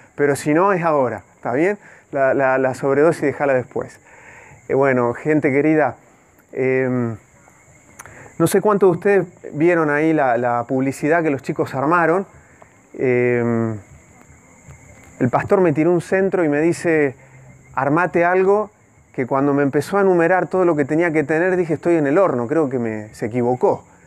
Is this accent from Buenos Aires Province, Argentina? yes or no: yes; Dolores, Buenos Aires Province, Argentina; moved away; registro civil de mi pueblo